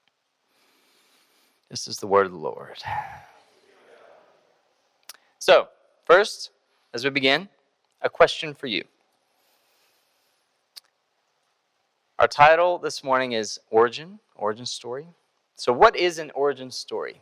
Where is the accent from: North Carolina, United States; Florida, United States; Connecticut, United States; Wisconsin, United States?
North Carolina, United States; Greensboro; also born or lived in Iowa; I grew up here in Greensboro.